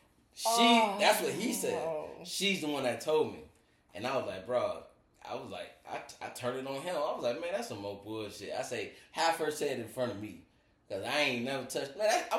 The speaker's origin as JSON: {"language": "English", "region": "Florida", "country": "United States", "said": "I'm from Florida"}